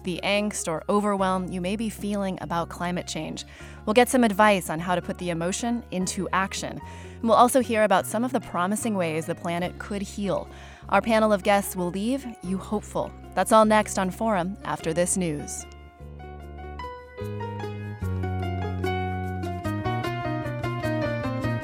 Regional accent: United States; I'm actually from Lake Tahoe

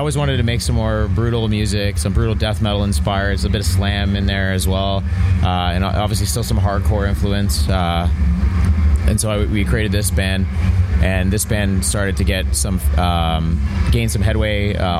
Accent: Toronto, Ontario, Canada; No, we're from Toronto.

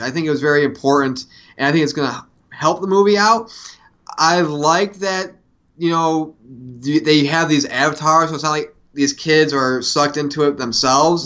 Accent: Syracuse, New York, United States; when I was a kid growing up in Syracuse, New York

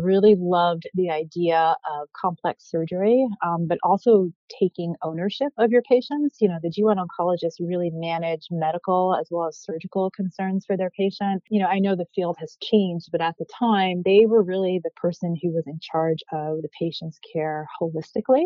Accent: New York City, New York, United States; moved away as an adult; also born or lived in Egypt; now in Philadelphia, United States; I grew up in New York City, which is always going to be home, even though I've been living in Philadelphia now going on 11 years

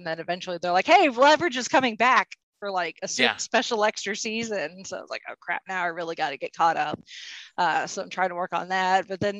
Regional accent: Indiana, United States; Well, I'm a native Hoosier.

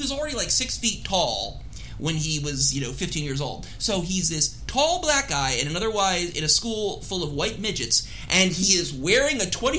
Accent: Philadelphia, Pennsylvania, United States; now in Washington, D.C., United States; Washington, D.C., you know, my hometown for the time. Not where I grew up. I grew up in Philadelphia, but my hometown for the last 22 years.

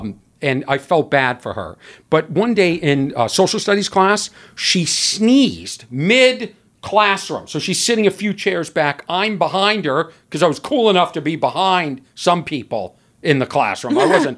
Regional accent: Lexington, Massachusetts, United States; Lexington, Massachusetts.

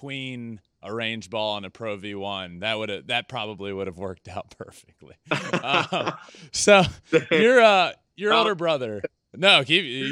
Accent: Virginia, United States; moved away as an adult; now in Los Angeles, United States; I'm from Virginia, but I just moved out here

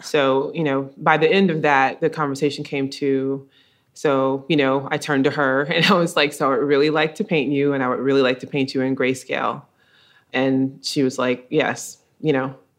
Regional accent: Columbus, Georgia, United States; growing up in Columbus, Georgia

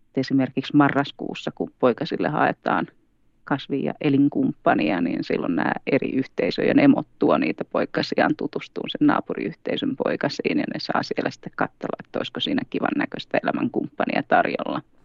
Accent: Tampere, Pirkanmaa, Finland; moved away as an adult; also born or lived in Helsinki metropolitan area; now in Sodankylä, Finland; Etelä-Suomesta kotoisin, eli Tampereella syntynyt ja kasvanut

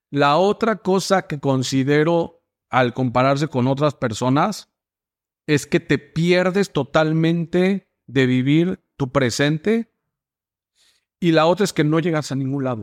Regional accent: Mexico; moved away as an adult; now in United States; yo soy mexicano

